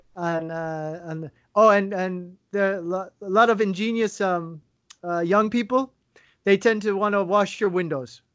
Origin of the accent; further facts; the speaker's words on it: United States; moved away as an adult; I haven't lived in the U.S. now for six years